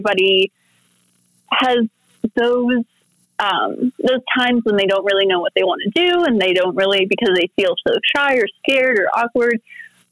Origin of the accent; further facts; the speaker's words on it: United States; also born or lived in Oak Lawn, Illinois; now in Las Vegas, United States; So I was born in Vegas. But I was like half raised in Chicago. I was half raised in Oak Lawn. I spent a lot of my childhood running around in the snow up there